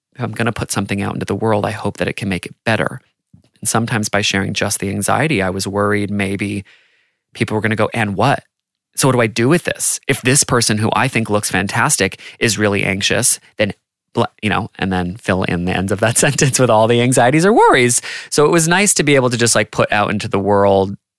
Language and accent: English; United States; growing up in America